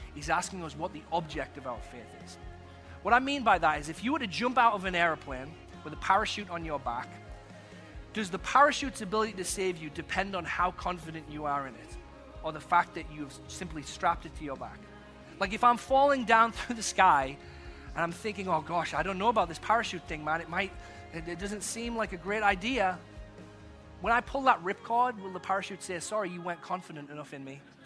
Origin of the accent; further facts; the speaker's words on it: England, United Kingdom; also born or lived in Texas; now in United States; when I grew up in England, I was called Skeletor by my sister